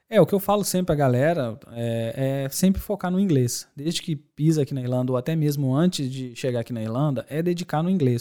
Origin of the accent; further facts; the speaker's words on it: Belo Horizonte, Minas Gerais, Brazil; moved away as an adult; also born or lived in Dores do Indaiá, Minas Gerais; now in Ireland; Bom, eu sou de Belo Horizonte, nascido em Lourdes do Indaiá, interior Legal. de Minas Gerais.